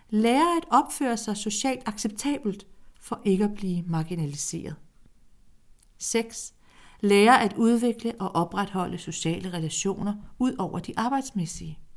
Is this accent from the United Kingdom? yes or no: no; Greece; now in Denmark; I 1960'erne rejste jeg ud som græker og er nu mange dialoger senere mellem min græske sjæl og min danske sjæl en græsk dansker. I Grækenland bliver jeg set som en dansk græker.